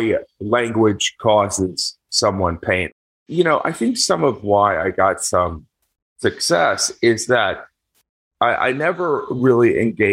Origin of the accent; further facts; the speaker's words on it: Indiana, United States; moved away; me growing up in Indiana